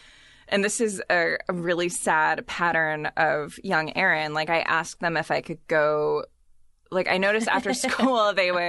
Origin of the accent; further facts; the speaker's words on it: San Diego, California, United States; Because I grew up in Southern California, mostly in middle school and high school